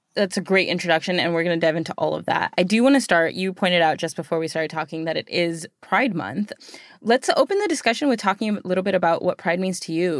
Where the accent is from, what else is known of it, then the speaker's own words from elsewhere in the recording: United States; being born here